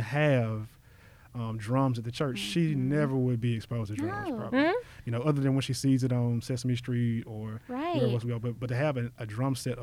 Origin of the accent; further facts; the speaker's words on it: Memphis, Tennessee, United States; I keep on saying South Memphis, but I was born and raised in Whitehaven.